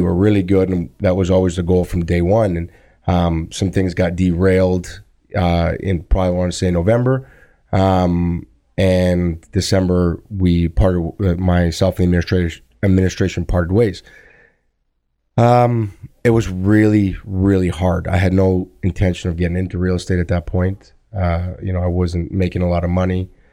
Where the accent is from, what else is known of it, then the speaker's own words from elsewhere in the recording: Thunder Bay, Ontario, Canada; when I grew up in Thunder Bay